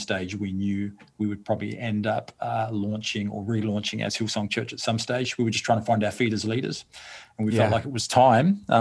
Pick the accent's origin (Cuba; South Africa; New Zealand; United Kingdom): New Zealand; also born or lived in Australia; now in Canada; I'm originally from New Zealand, actually. I'm born and bred in New Zealand, but I lived in Australia for a long time